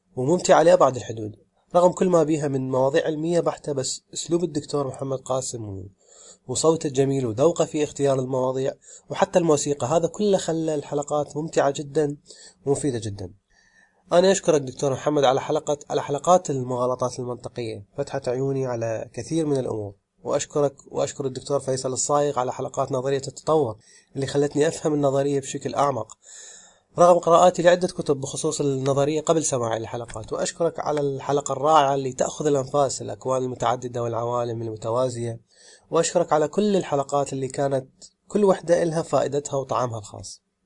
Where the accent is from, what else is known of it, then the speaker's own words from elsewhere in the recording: Iraq; من العراق